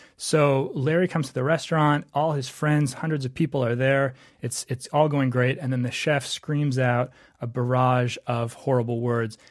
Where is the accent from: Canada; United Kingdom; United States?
Canada; moved away; I was from Canada